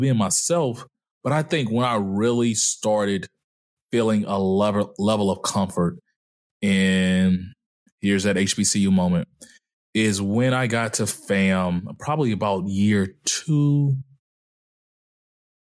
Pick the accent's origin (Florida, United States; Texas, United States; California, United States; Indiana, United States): Texas, United States; Dallas; moved away; also born or lived in Mobile, Alabama; growing up in Dallas, I was usually the only black kid